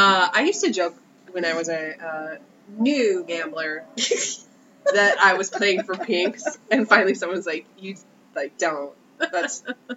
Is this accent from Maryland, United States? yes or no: no; Illinois, United States; I'm from Illinois.